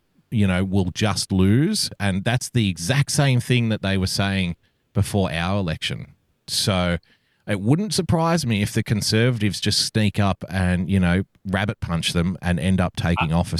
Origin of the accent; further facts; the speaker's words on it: New South Wales, Australia; I'm from New South Wales